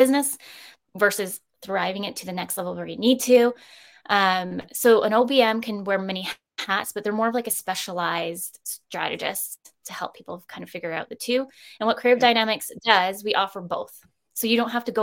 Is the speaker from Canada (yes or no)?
yes; Campbell River, British Columbia, Canada; now in Victoria, Canada; I'm further originally from Up Island, so Canberra River. And I've only ever wanted to live in Victoria.